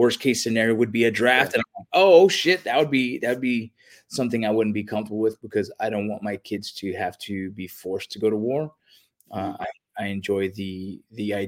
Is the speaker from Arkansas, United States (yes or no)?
no; Los Angeles, California, United States; I grew up in the San Fernando Valley